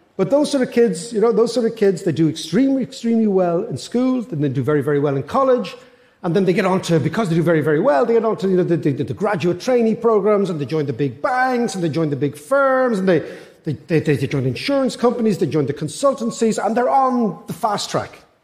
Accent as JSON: {"language": "English", "country": "Ireland", "said": "I'm an Irish economist"}